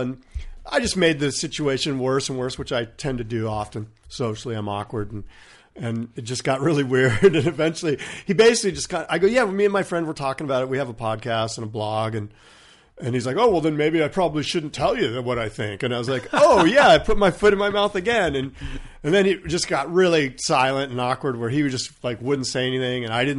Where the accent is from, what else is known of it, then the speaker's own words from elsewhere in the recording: California, United States; I grew up in San Diego County. I know the region like the back of my hand.